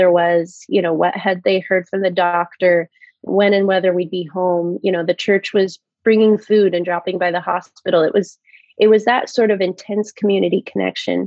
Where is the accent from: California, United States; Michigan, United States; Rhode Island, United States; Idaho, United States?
Idaho, United States; Fruitland; moved away as an adult; now in Washington, D.C. area, United States; I grew up in Fruitland, which is an orchard town, you know, right next to Emmett